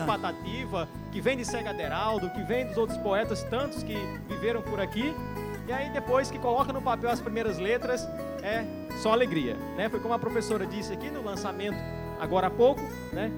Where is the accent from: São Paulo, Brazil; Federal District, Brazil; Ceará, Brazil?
Ceará, Brazil; Juazeiro do Norte; sou natural de Juazeiro do Norte, Ceará, bem aqui no terreiro de casa